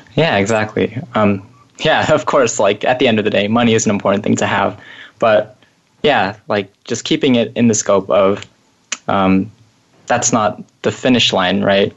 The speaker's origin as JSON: {"language": "English", "area": "Bay Area", "region": "California", "country": "United States", "tie": "born or raised there", "said": "growing up in the Bay Area"}